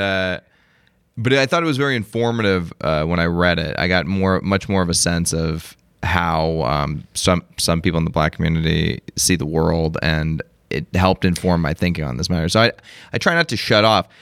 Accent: Las Vegas, Nevada, United States; I'm from Las Vegas

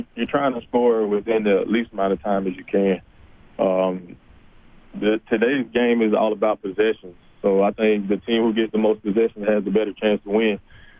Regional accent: Goodwater, Alabama, United States; moved away as an adult; also born or lived in Kentucky / Niceville, Florida; now in Edmonton, Canada; I grew up in Goodwater, Alabama, a small town, probably an hour south of Birmingham.

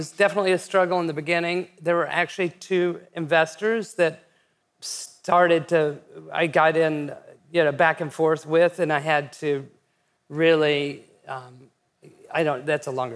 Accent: West Texas, United States; also born or lived in New York; when I was growing up in West Texas

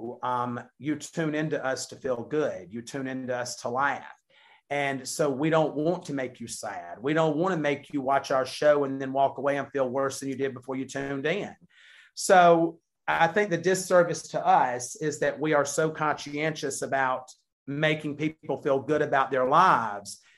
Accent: the South, United States; we're from the South

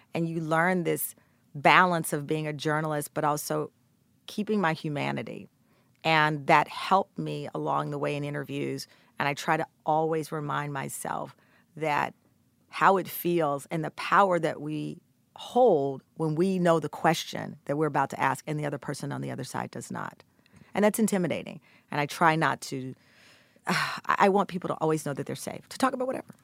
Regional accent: Texas, United States; I'm from Texas

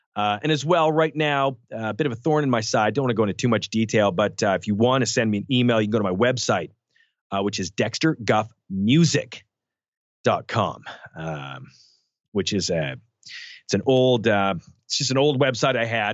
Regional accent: Canada; we grew up in Canada

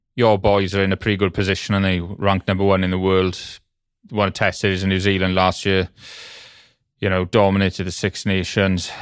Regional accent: Welsh, Wales, United Kingdom; I'm Welsh

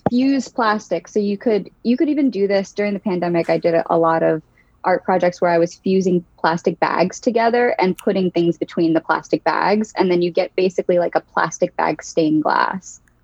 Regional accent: Newark, Delaware, United States; now in Philadelphia, United States; I am originally from Newark, Delaware. That's where I grew up.

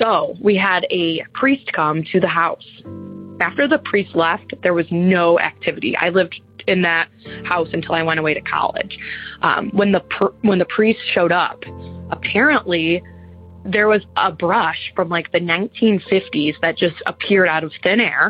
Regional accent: Michigan, United States; We ended up moving into the house I grew up in, just a few streets away in the same city. I'm from Michigan.

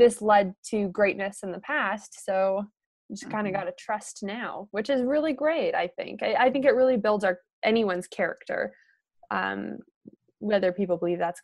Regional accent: Canada; I'm from Canada, and I was born and raised in a small town

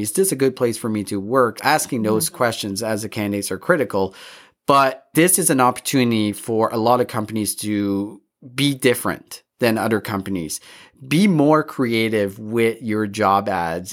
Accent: Canada; all three of us, we're, we grew up in Canada

